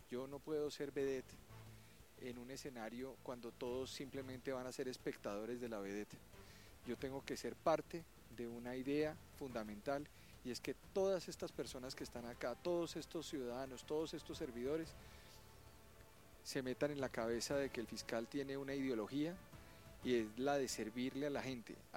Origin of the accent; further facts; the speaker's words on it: Bogotá, Bogotá Capital District, Colombia; Yo soy de acá de Bogotá. O sea, Rolo. Rolo casado con una paisa.